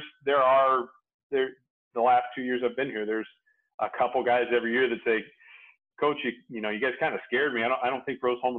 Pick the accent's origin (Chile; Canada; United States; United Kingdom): United States; Indiana; also born or lived in Montana; I'm born and raised in Indiana